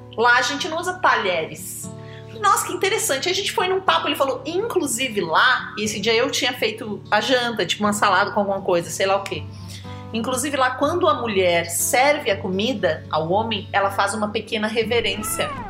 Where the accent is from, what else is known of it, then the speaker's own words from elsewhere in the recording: Brazil; a gente é brasileiro